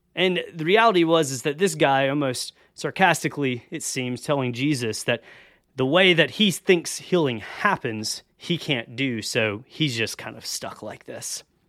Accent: the South, United States; I grew up in the South

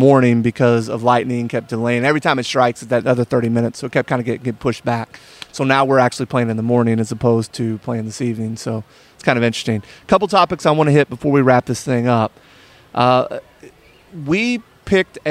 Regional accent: Kentucky, United States; We're from Kentucky

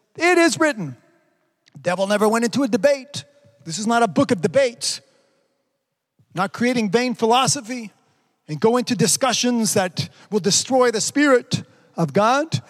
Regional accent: Canada; pray for my prime minister

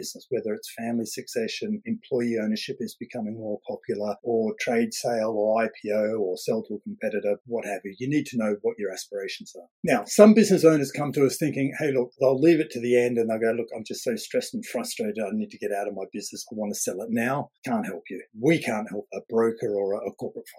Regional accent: Australia; now in United Kingdom; I'm Australian

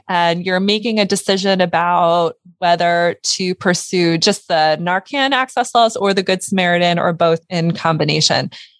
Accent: Pennsylvania, United States; born there; also born or lived in Delaware; first off, I was born in Pennsylvania, moved to Delaware.

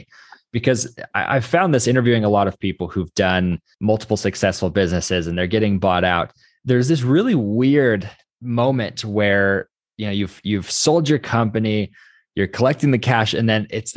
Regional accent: Idaho, United States; I'm a hick from Idaho.

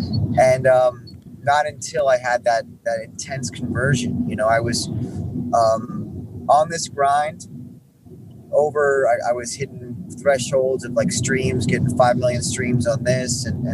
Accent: Hong Kong; born there; also born or lived in Norway / New York / Texas / Miami; I was born in Hong Kong. I lived in Norway, New York, Texas, Miami.

